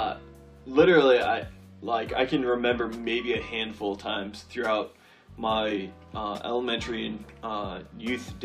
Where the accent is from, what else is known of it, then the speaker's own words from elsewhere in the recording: southern New Hampshire, United States; moved away as an adult; also born or lived in Fairfield, Connecticut; I grew up in southern New Hampshire